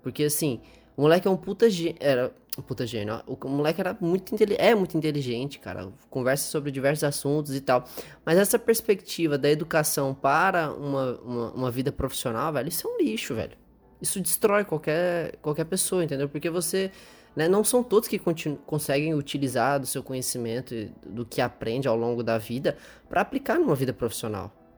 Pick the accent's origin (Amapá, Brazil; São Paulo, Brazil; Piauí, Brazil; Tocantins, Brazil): Tocantins, Brazil; Palmas; moved away; also born or lived in Goiânia, Goiás, Brazil; nasci em Goiânia, voltei para lá, que foi onde a gente se conheceu, e hoje voltei para Palmas, que é onde eu morava depois que eu fui embora de Goiânia quando eu nasci